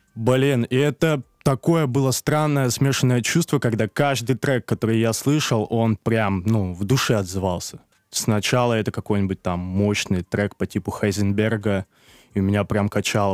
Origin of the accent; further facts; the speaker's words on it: Moscow, Russia; also born or lived in Kazakhstan; я как бы родился в двухтысячном, и в две тысячи втором я уехал в Москву